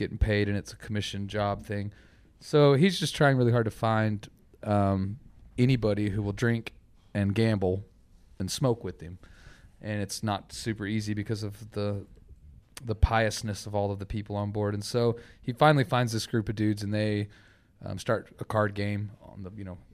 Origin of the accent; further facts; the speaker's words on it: Amarillo, Texas, United States; moved away; also born or lived in Fort Worth; I'm from Amarillo